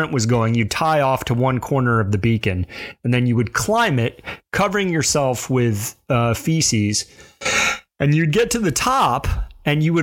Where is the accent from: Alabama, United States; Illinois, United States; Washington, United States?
Alabama, United States; Alabama Gulf Coast, United States; moved away; I grew up in that little tail of Alabama that sticks down and touches the Gulf of Mexico